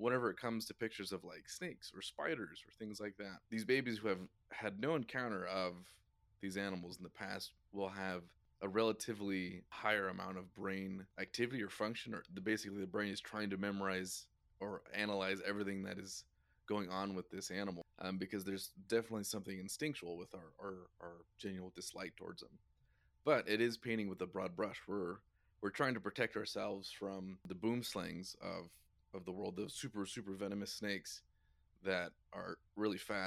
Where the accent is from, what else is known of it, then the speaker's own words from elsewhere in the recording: Idaho, United States; born and raised in Idaho